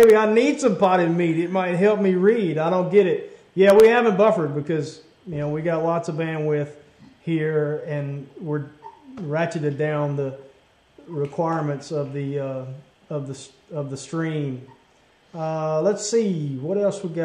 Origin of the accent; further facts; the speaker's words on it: Bayou Pigeon, Louisiana, United States; I grew up fishing in Bayou Pigeon